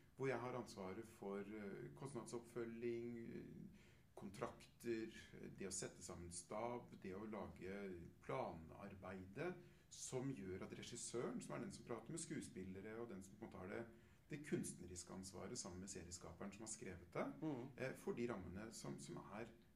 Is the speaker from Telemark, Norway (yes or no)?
yes; Telemark, Norway; jeg kommer fra Midt-Telemark selv